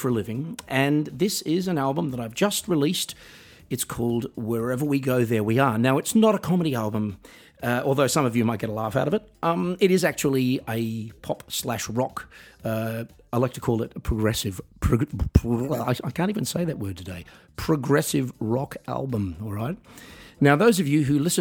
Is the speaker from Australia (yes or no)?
yes; Australia; my hometown in Australia